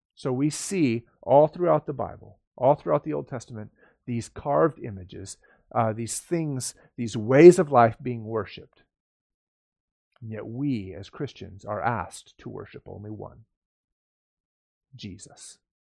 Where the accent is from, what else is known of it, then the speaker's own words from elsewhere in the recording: United States; I'm an American and I love living in America